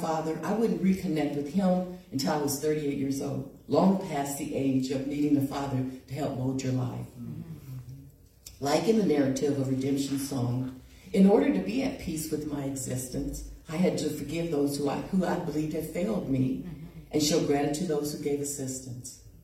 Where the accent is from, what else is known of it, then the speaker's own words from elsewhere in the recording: Hannibal, Missouri, United States; I was born in Hannibal, Missouri, a little town on the Mississippi River.